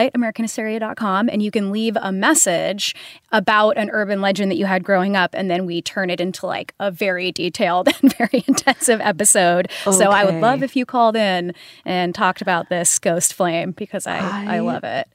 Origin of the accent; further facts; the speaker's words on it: the Northwest, Pacific Northwest, United States; I'm from the Northwest